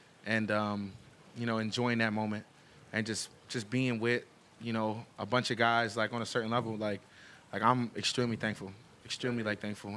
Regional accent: New Jersey, United States; moved away as an adult; now in Buffalo, United States; I grew up in Jersey

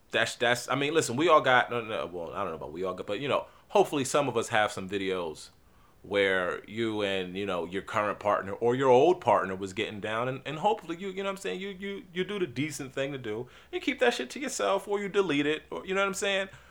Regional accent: New Jersey, United States; Everybody from Jersey, we just say Jersey

